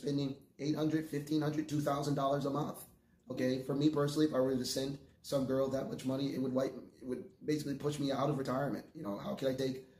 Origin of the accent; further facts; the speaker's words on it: United States; I'm an American myself.